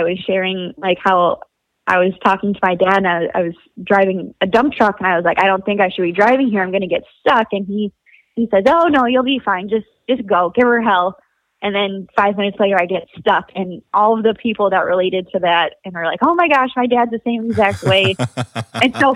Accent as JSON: {"language": "English", "region": "Wisconsin", "country": "United States", "tie": "born or raised there", "said": "I grew up in Wisconsin"}